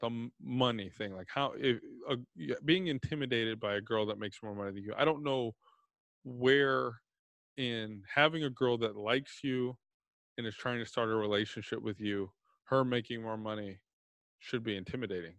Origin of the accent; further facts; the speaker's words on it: Texas, United States; I'm from Texas